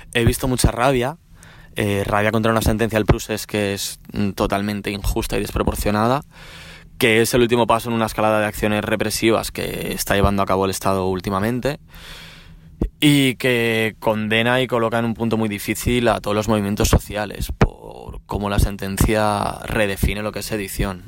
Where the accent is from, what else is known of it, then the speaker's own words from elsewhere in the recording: Catalonia, Spain; also born or lived in Barcelona; somos catalanes